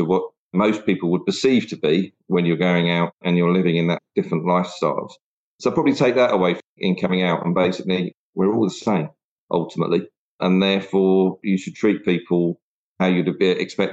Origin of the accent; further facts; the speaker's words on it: Hertfordshire, East of England, United Kingdom; also born or lived in London / Enfield / Zambia; relocated to Hertfordshire, where I spent most of my sort of childhood before then going on to university